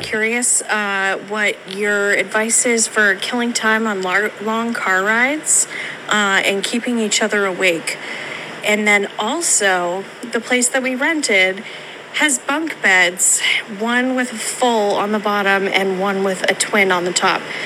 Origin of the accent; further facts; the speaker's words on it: Australia; from Australia